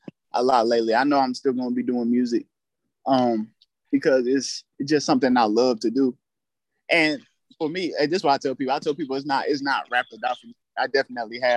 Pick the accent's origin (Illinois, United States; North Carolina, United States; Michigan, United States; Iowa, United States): North Carolina, United States; Fayetteville; accent: deep southern cadence; I'm from Fayetteville, North Carolina, but my people deeply rooted in Georgia, Texas, and in the South